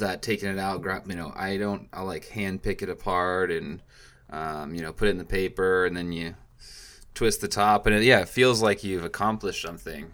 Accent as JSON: {"language": "English", "region": "Washington", "country": "United States", "moved": "yes", "lives_now": "California, United States", "said": "I'm from Washington"}